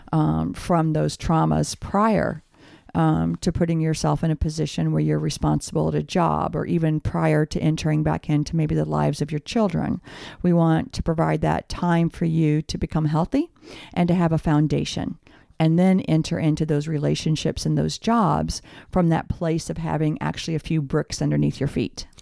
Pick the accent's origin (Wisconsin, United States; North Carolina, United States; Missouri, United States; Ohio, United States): Missouri, United States; St. Charles; also born or lived in Ferguson, Missouri; I was born and raised in St. Charles, um, Missouri